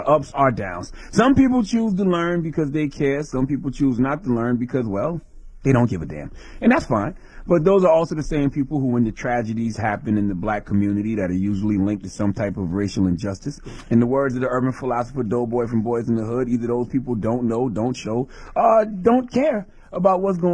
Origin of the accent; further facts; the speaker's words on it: Moncks Corner, South Carolina, United States; also born or lived in Charleston, South Carolina; my birthplace of Charleston, South Carolina, my hometown of Mounts Corner